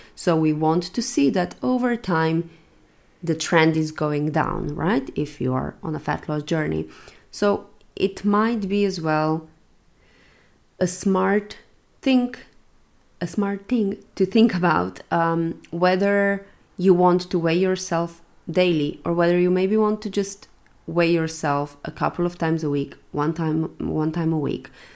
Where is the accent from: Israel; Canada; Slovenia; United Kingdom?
Slovenia; now in Valencia, Spain; going home to Slovenia for Christmas